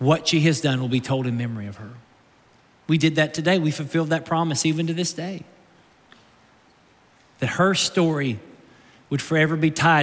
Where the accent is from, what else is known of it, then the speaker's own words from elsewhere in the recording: Somerset, Kentucky, United States; now in Naples, United States; I was born in Somerset, Kentucky. I lived there off and on as a child